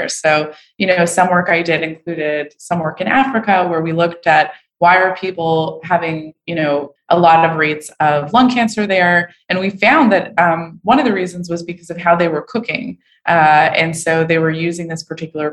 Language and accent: English; Montreal, Quebec, Canada; moved away; I'm from Montreal